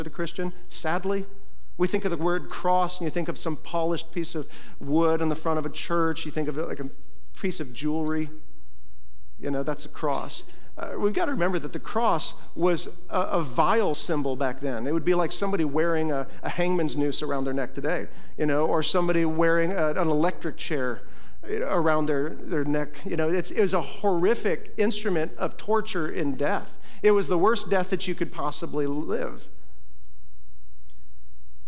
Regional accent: Iowa, United States; moved away; when I was a little kid growing up in Iowa, we get big old snow drifts there

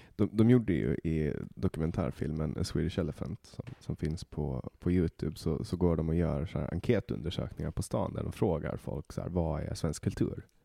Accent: Åland Islands; moved away as an adult; now in Stockholm, Sweden; jag kommer från Åland

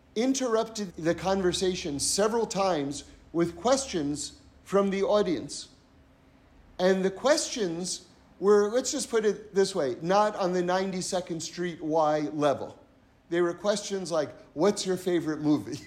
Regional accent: New York, United States; I come from New York

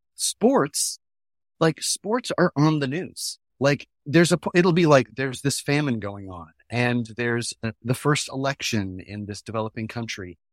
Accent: New Hampshire, United States; we grew up in New Hampshire

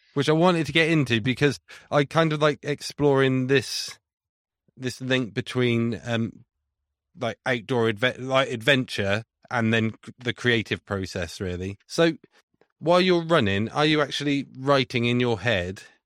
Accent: Leominster, West Midlands, United Kingdom; moved away; I'm from Leinster originally

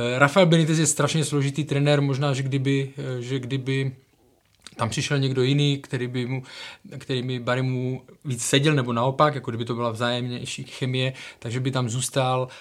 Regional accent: Ostrava, Moravian-Silesian Region, Czechia; já jsem z Ostravy

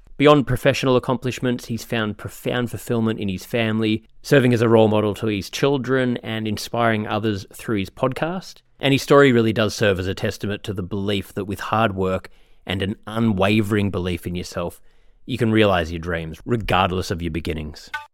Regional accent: Australia; moved away; I'm from Australia

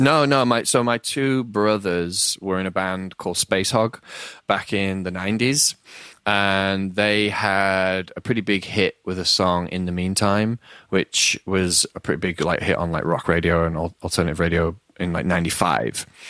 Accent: Leeds, Yorkshire and the Humber, United Kingdom; I'm from Leeds in, like, a northern town in England

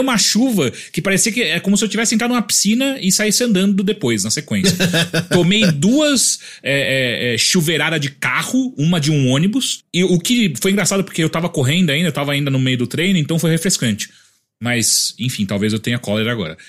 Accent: Atibaia, São Paulo, Brazil; moved away; eu sou de Atibaia

